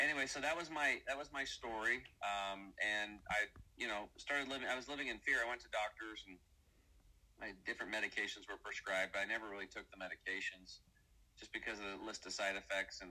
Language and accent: English; Eastern Oregon, United States; I grew up over here in Eastern Oregon, kind of redneck, hunting